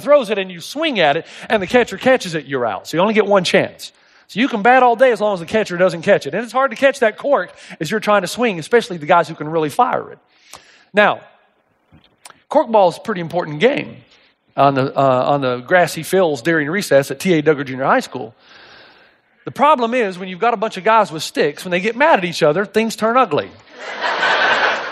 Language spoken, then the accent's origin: English; East Tennessee, United States; I grew up in East Tennessee.